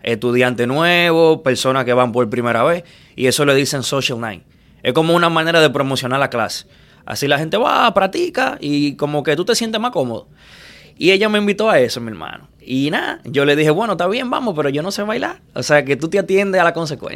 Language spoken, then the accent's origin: Spanish; Santo Domingo, Dominican Republic; moved away as an adult; now in Miami, United States; yo nací en Villamella